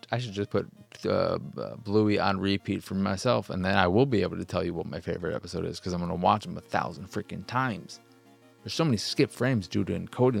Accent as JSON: {"language": "English", "country": "United States", "said": "I'm American"}